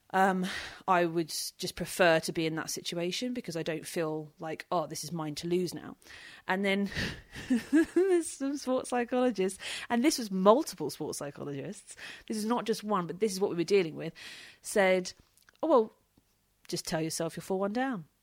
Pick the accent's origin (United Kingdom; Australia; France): United Kingdom; being British